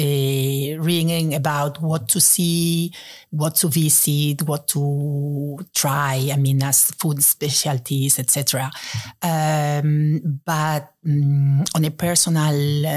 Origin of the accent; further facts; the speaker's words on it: Spain; moved away as an adult; also born or lived in Venezuela / Netherlands; now in Brussels, Belgium; Well, I was born in Venezuela, where I lived until I was 5. And then we moved to Spain. And there I lived until I finished my studies in university.